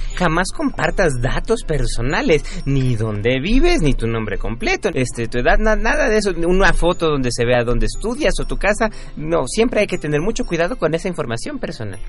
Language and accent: Spanish; Xochimilco, Mexico City, Mexico; Yo soy originario de Xochimilco